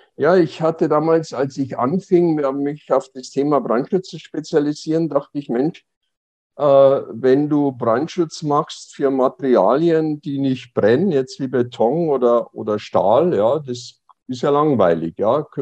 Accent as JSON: {"language": "German", "town": "Passau", "region": "Bavaria", "country": "Germany", "tie": "born or raised there", "moved": "as an adult", "lives_now": "Berlin, Germany", "said": "in Passau äh, meine Heimatstadt"}